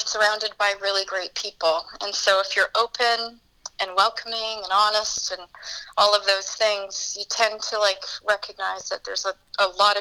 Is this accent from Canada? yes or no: yes; Williams Lake, British Columbia, Canada; I was raised in the Chilcotin in a rural community, and then Williams Lake was where I graduated from and started my young adult life.